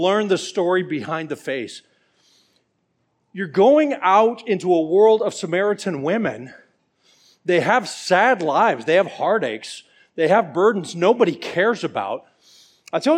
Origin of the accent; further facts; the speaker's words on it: Atlanta, Georgia, United States; I'm from Atlanta